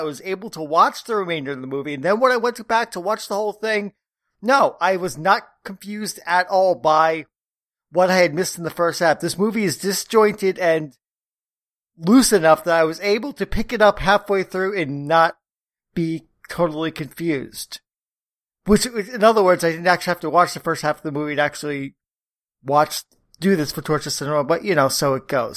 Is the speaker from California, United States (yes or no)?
no; New York, United States; I'm a New Yorker